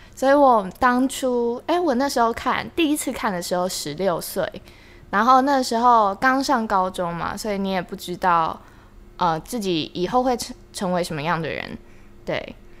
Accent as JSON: {"language": "Chinese", "town": "Linkou", "region": "New Taipei", "country": "Taiwan", "tie": "born or raised there", "said": "小时候，就是我家在林口，那地方其实有点 呃，因为我从小就在那边住嗯。所以它十几年前其实是一个真的算乡下的地方欸"}